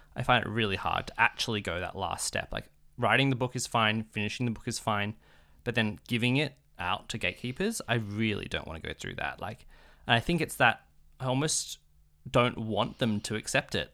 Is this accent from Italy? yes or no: no; Australia; being an Australian